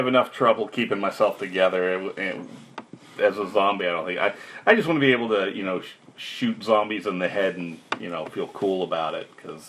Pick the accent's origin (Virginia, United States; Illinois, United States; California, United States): Virginia, United States; I'm from Virginia